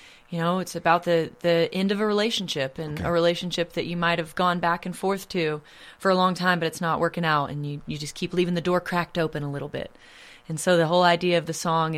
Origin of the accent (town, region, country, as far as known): Effingham, Illinois, United States; born or raised there; now in Nashville, United States